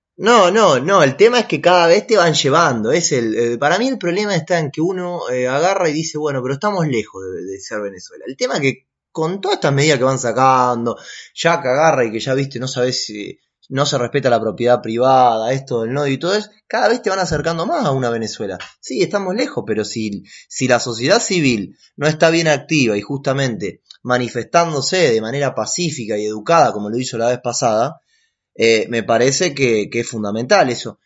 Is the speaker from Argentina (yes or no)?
yes; Argentina; Yo no soy argentino, ¿qué soy?